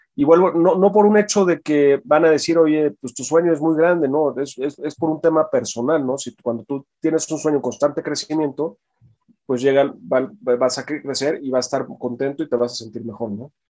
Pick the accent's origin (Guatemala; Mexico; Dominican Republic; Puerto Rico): Mexico; Hidalgo; now in Mexico City, Mexico; yo nací aquí en la Ciudad de México y desde muy pequeño, o sea, desde recién nacido, me fui a vivir un rancho en un pueblo muy pequeño en Hidalgo que se llama Guapalcalco